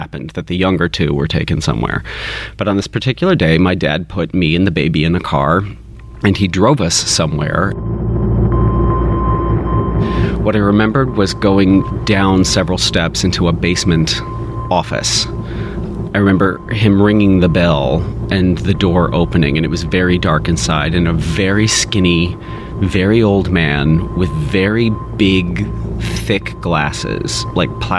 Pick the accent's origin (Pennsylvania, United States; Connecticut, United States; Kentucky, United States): Kentucky, United States; I grew up in Kentucky